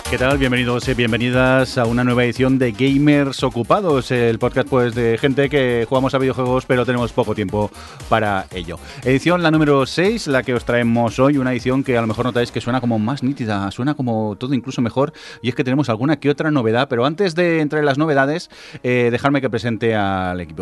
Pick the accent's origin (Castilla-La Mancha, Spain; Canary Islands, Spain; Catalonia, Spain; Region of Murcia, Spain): Catalonia, Spain; Barcelona; los que somos de Barcelona